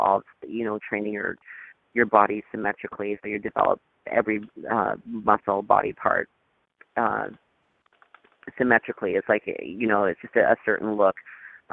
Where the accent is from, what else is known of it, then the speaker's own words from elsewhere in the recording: Thunder Bay, Ontario, Canada; moved away as an adult; also born or lived in Los Angeles, California; I'm originally Canadian from Thunder Bay, Ontario.